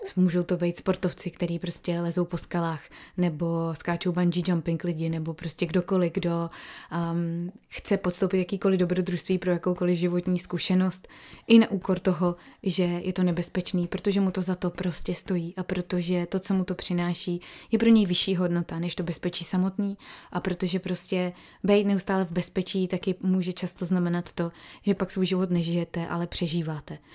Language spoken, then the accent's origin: Czech; Czechia; now in New South Wales, Australia; jako jsme my Češi